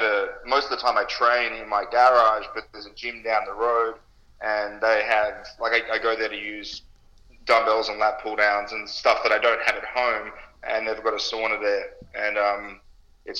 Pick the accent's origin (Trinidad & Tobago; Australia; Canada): Australia; also born or lived in United States; I'm Australian